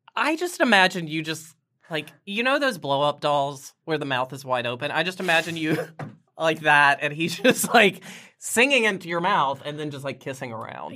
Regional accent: Roanoke, Virginia, United States; Roanoke, Virginia

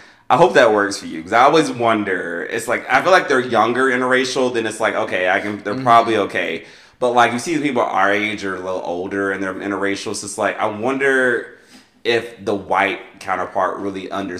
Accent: Maryland, United States; I grew up in the South. I grew up in Maryland. Two different upbringings.

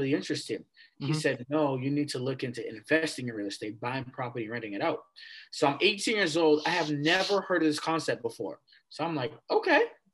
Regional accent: Malden, Massachusetts, United States; also born or lived in Wakefield, Massachusetts; I grew up in Malden, Massachusetts, you know, elementary, middle school, high school, went to all Malden public schools

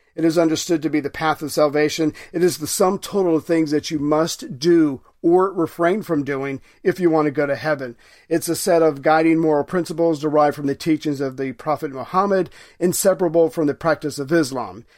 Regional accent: United States; I'm an American

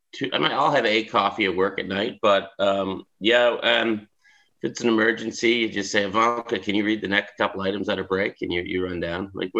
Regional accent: Pictou, Nova Scotia, Canada; now in Toronto, Canada; it's like my hometown, the phone book. It's when you look up Picto in the phone book, it's A, there's a few names, B, C, D, and you get to M, and it's like five pages, Mac

